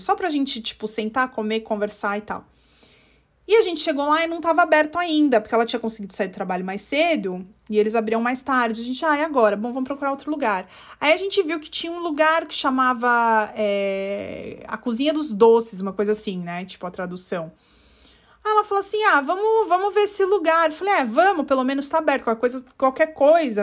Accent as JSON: {"language": "Portuguese", "region": "São Paulo", "country": "Brazil", "tie": "born or raised there", "also_born_or_lived": "central United States", "moved": "as an adult", "lives_now": "United States", "said": "cresceu no estado na costa, que nem eu, que sou de São Paulo"}